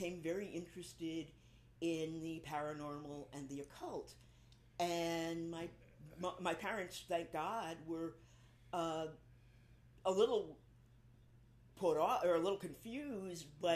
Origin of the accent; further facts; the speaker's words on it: New York City, New York, United States; moved away as an adult; now in New Orleans, United States; I grew up in New York City